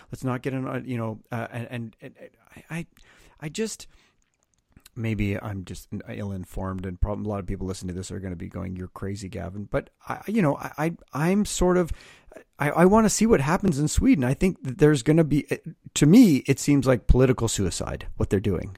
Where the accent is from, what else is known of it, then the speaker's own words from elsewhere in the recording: Canada; now in United States; I'm Canadian